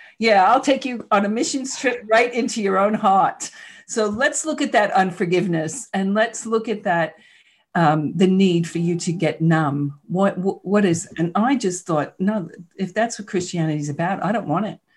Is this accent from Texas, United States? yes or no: no; New York City, New York, United States; moved away; I grew up in Queens, New York. You probably heard the accent a little bit